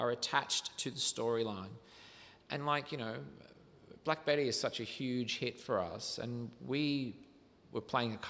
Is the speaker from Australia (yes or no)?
yes; Riverina, southern New South Wales, Australia; where I grew up in the Riverina, southern New South Wales, near the border of Victoria